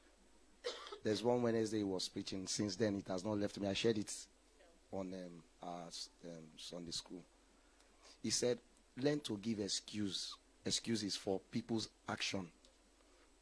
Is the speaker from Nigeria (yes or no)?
yes; Lagos, Nigeria; when I was growing up in Ajegunle